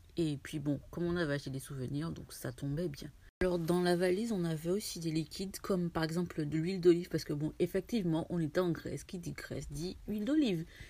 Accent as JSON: {"language": "French", "country": "France", "said": "je suis française"}